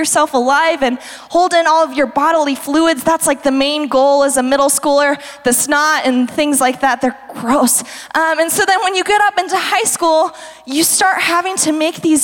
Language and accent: English; Fruita, Colorado, United States; I was from Fruita